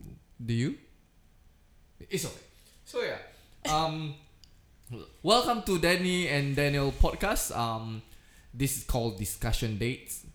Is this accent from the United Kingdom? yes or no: no; Indonesia; now in Singapore; Because I was originally from Indonesia. So I was Indonesian.